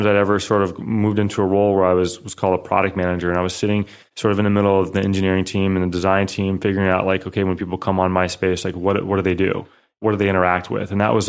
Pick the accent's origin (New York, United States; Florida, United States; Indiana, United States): Indiana, United States; Northern; So I'm from the Midwest, grew up in Northern Indiana, and really a family of entrepreneurs.